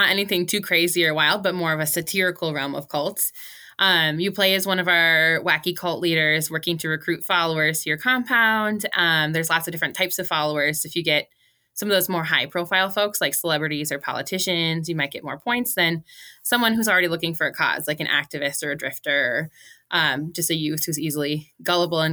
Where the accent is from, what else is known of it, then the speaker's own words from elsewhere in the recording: Bejou, Minnesota, United States; my hometown is Bijou, Minnesota